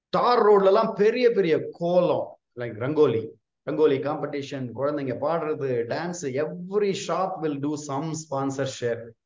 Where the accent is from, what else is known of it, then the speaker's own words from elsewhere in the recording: near Pillayarpatti, Tamil Nadu, India; moved away; பிள்ளையார்பட்டி எங்க ஊர் நான் பிறந்த ஊர் வந்து ஒரு பத்து கிலோமீட்டர் தூரத்துல இருக்கிற ஊர்